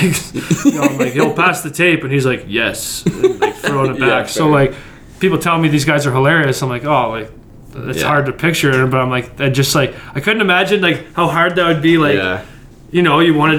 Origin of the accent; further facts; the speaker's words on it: Canada; as a Canadian